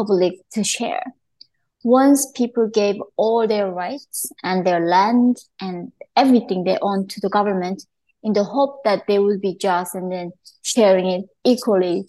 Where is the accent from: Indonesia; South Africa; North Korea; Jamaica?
North Korea; now in United States; I was growing up in North Korea